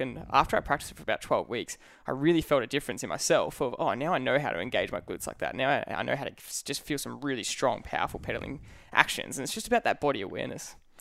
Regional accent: the Dandenongs, Victoria, Australia; we grew up in the in the Dandenongs in the hills

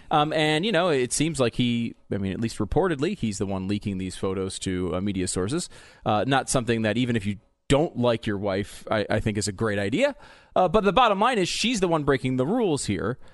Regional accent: Connecticut, United States; also born or lived in New York; now in Texas, United States; I grew up in Connecticut. I was born in New York.

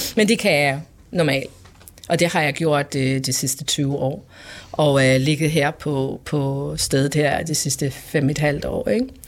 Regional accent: Faroe Islands; now in Denmark; Jeg er født og opvokset på Færøen

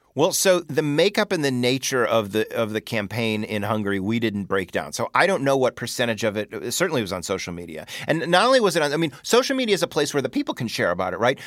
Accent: Chicago, Illinois, United States; growing up in Chicago, being Jewish

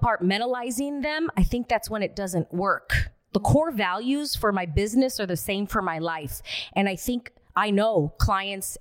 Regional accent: Alhambra, California, United States; I grew up in Alhambra, California

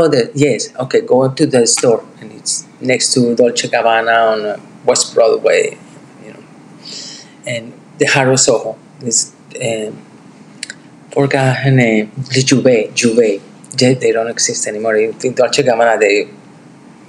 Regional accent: Medellín, Antioquia, Colombia; now in New York City, United States; I'm from Colombia.

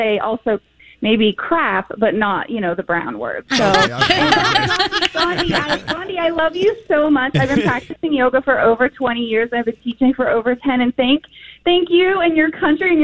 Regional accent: West Virginia, United States; I'm from West Virginia. I'm in a small town in West Virginia.

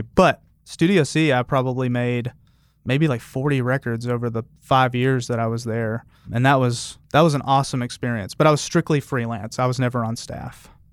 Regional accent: Memphis, Tennessee, United States; moved away; also born or lived in Albuquerque / Bay Area; I grew up in Memphis too.

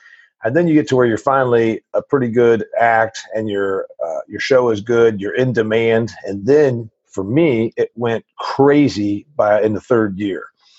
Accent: Nashville, Tennessee, United States; from Nashville.

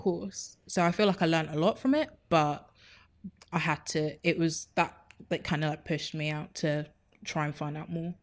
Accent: Enfield, London, United Kingdom; so I was raised in Enfield, born and raised

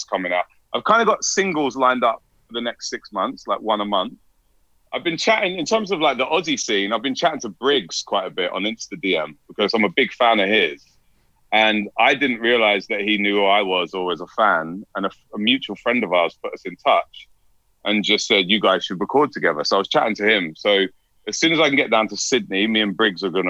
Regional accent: London, United Kingdom; now in Brisbane, Australia; I'm from London. I live in Brisbane

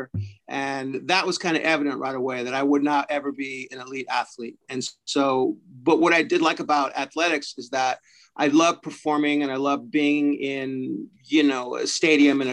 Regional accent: Fresno, California, United States; moved away as an adult; also born or lived in San Francisco / New York / Los Angeles; now in Vancouver, Canada; I started out in Fresno, California. And that's my hometown

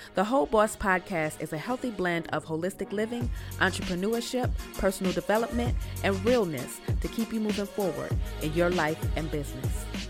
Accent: New York City, New York, United States; accent: southern drawl; moved away; also born or lived in Southern United States; I'm originally from the Bronx

